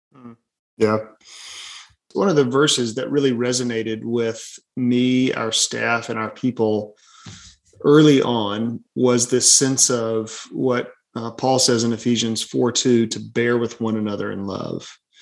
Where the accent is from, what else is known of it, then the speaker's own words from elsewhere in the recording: Birmingham, Alabama, United States; also born or lived in St. Louis, Missouri; born and raised in Birmingham, Alabama, and three and a half years in St. Louis, Missouri uh, for seminary.